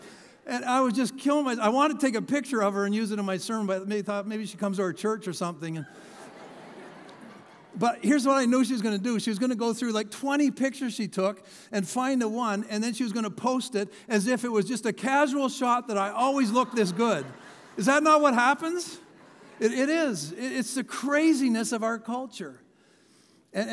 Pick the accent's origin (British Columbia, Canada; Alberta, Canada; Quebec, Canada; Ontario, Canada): Ontario, Canada; London; I grew up with a guy. I grew up outside of London, and this guy was like, he was all through elementary school, just way bigger, stronger than everybody.